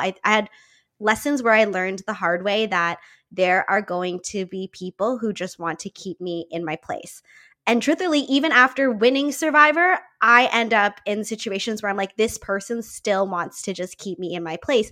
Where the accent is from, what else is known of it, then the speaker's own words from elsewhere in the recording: Niagara Falls, Ontario, Canada; I grew up in Niagara Falls here in Canada